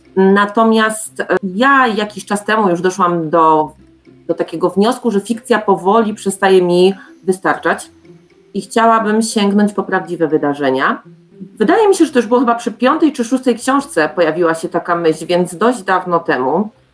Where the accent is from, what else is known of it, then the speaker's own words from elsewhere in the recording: Czeladź, Silesian Voivodeship, Poland; ja pochodzę z Czeladzi